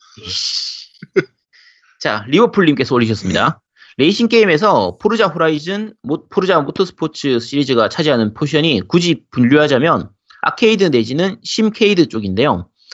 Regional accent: Busan, South Korea; moved away; also born or lived in Gyeongsang Province / Seoul; 원래 고향이 부산이고, 제가 40, 제가 40년 인생 중에서 한 25년 정도는 부산에서 살았어요.

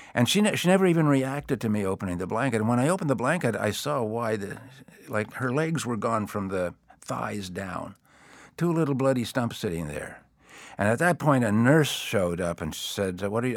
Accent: East Coast, United States; what I grew up with on the East Coast

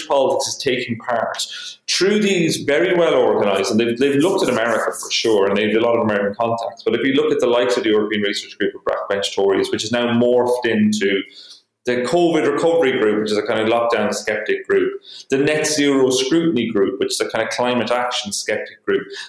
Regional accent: Ireland; being Irish in Britain, there's always like the insider outsider thing. You know, we know Britain very well

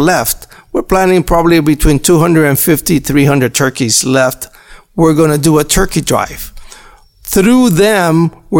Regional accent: Dade County, Florida, United States; moved away; I'm from Dade County

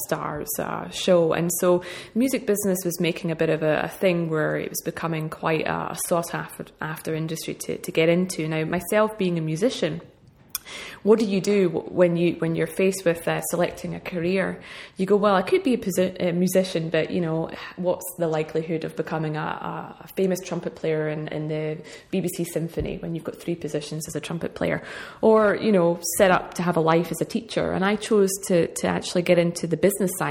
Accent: Perth, Scotland, United Kingdom; moved away; also born or lived in Glasgow; I am originally from Scotland, a town called Perth.

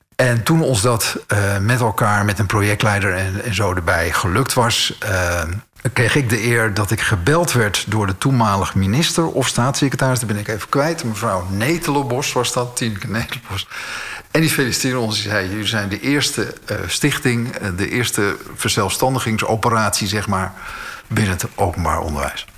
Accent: Alkmaar, North Holland, Netherlands; moved away as an adult; also born or lived in Schoorl; now in Amsterdam, Netherlands; ik woonde in Schorl, geboren in Alkmaar

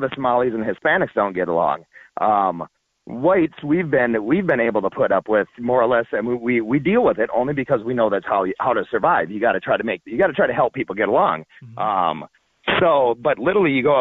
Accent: Minneapolis, Minnesota, United States; I grew up in Minneapolis, first 25 years of my life.

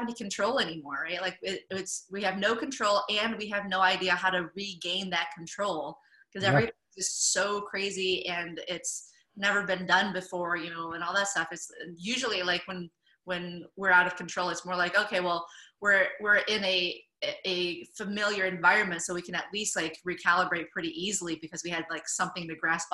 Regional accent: Michigan, United States; moved away as an adult; also born or lived in California / Asia; I'm originally from Michigan.

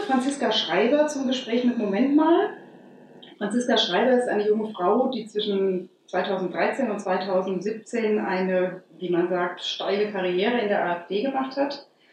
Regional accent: Hesse, Germany; bei uns in Hessen

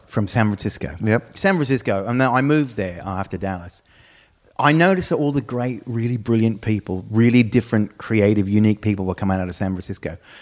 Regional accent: Brisbane, Queensland, Australia; also born or lived in Texas; now in United States; Brisbane, which is my hometown

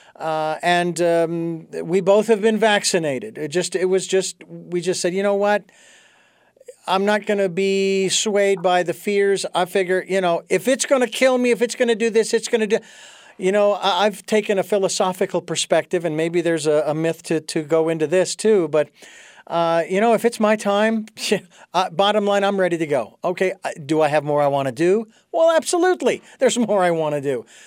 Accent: United States; as an American who is familiar with our Constitution

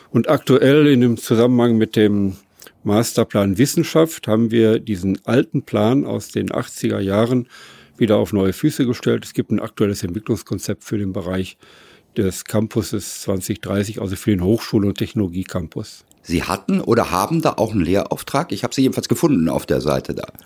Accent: Lüdinghausen, North Rhine-Westphalia, Germany; born there; Gebürtig komme ich aus dem Münsterland, ich gebürtig aus der Stadt Lüdinghausen, nördlich hier von Dortmund.

